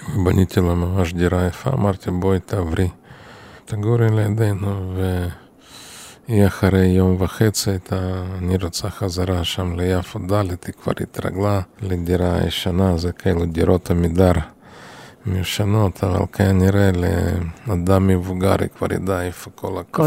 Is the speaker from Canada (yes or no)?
no; Chisinau, Moldova; moved away as an adult; now in Israel; נולדתי בעיר קישינב, עיר ההריגה, והייתה שם אוכלוסייה יהודית יחסית גדולה